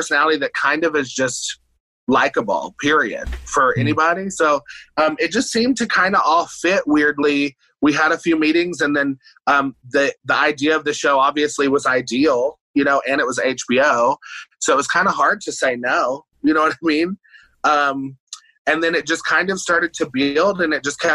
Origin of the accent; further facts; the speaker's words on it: Johnson City, Tennessee, United States; also born or lived in Bristol, Tennessee; East Tennessee. So it's called Johnson City, Tennessee.